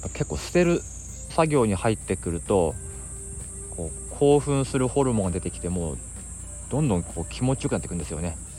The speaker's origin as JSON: {"language": "Japanese", "region": "Akita", "country": "Japan", "tie": "born or raised there", "moved": "as an adult", "lives_now": "Tokyo, Japan", "said": "秋田県に住んでてあの18歳まで高校までねそこからもう上京してきてずっともう一人暮らしをしてる"}